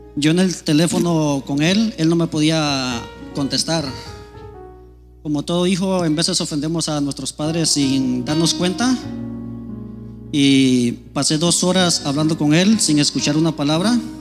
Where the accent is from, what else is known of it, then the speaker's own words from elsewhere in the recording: Guatemala; moved away; yo soy de Guatemala